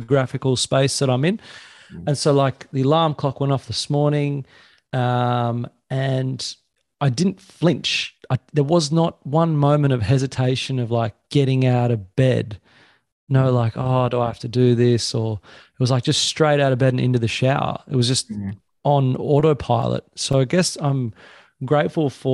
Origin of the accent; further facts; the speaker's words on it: Sydney, New South Wales, Australia; moved away as an adult; now in Pottsville, Australia; where I grew up on the Northern Beaches